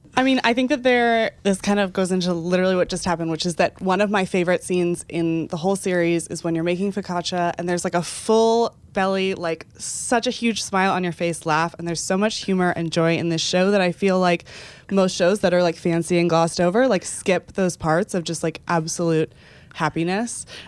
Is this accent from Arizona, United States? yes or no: no; Texas, United States; I feel like I'm from Texas